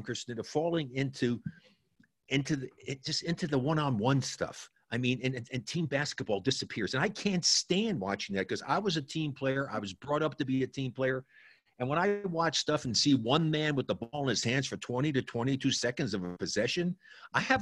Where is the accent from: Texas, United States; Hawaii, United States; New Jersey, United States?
New Jersey, United States; I was born and raised in New Jersey